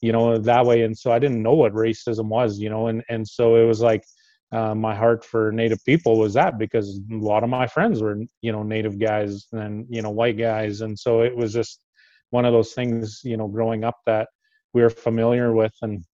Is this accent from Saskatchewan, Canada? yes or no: yes; Meadow Lake, Saskatchewan, Canada; now in Big River, Canada; I grew up in Meadow Lake. So Meadow Lake's not too far away, an hour and a little bit. Hour and a half is usually what we tell people away from Big River.